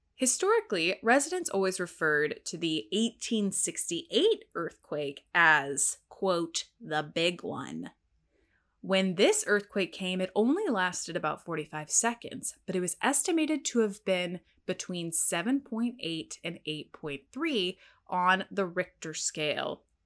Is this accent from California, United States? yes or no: no; Texas, United States; I am from Texas